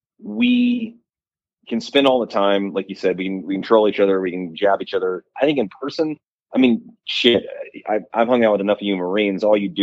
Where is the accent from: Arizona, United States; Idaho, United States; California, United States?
Idaho, United States; moved away as an adult; also born or lived in Ohio / New York / Boise; I grew up in Idaho. Like I lived in New York a little bit.